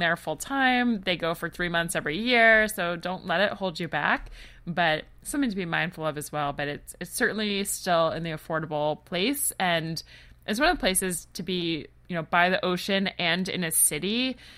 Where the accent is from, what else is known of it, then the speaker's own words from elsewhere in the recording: Atlanta, Georgia, United States; I'm from Atlanta, Georgia